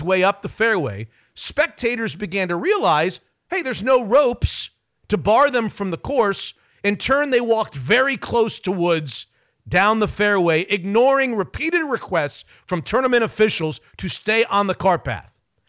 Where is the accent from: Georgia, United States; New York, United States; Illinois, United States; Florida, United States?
Florida, United States; Palm Beach; the Palm Beach Post, my hometown newspaper.